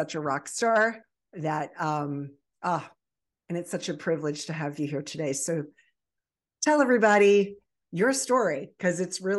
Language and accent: English; Baltimore Annapolis area, Maryland, United States; also born or lived in Virginia Beach, Virginia; I was born in Virginia Beach and raised in the Baltimore Annapolis area and had very humble and tragic beginnings.